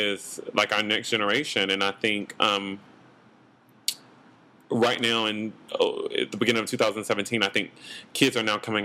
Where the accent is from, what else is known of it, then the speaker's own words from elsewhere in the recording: North Carolina, United States; also born or lived in Los Angeles; now in New York, United States; I grew up in North Carolina